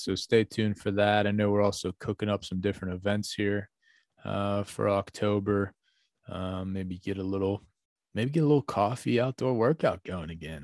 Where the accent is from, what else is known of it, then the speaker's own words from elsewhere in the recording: North Huntington, Pennsylvania, United States; where I grew up in North Huntington